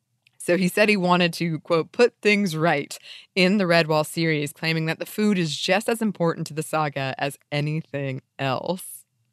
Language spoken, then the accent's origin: English; United States; as an American child who grew up reading a lot of British fantasy.